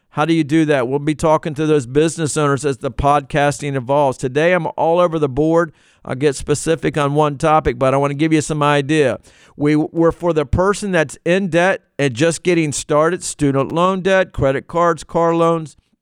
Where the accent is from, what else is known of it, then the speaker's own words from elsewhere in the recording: Virginia, United States; I'm from Virginia. It's where I grew up, and not where I was born, but where I grew up